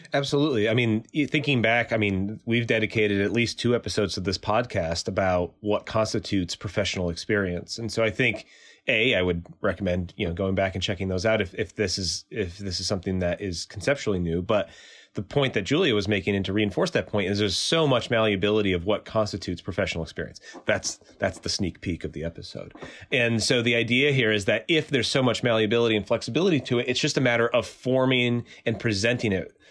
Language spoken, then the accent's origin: English; Bristol, Connecticut, United States; moved away; I'm from Bristol, Connecticut, originally